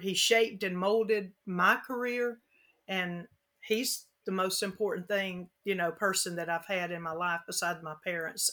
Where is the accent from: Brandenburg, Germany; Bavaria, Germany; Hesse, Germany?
Hesse, Germany; Frankfurt; moved away; I was born in Germany, in Frankfurt